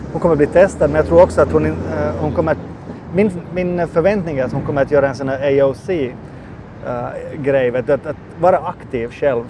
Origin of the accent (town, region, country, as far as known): Finland